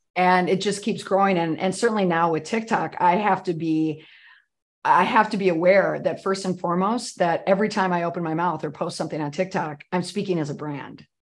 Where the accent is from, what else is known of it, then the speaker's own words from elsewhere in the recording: Saint Paul, Minnesota, United States; moved away; I'm from Saint Paul, Minnesota